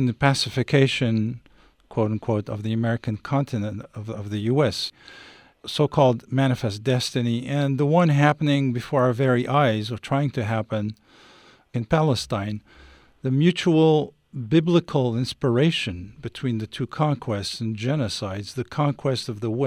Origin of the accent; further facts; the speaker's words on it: Paris, Île-de-France, France; also born or lived in Algeria; I was born in Paris from Algerian parents who escaped the colonial war and came here at age 20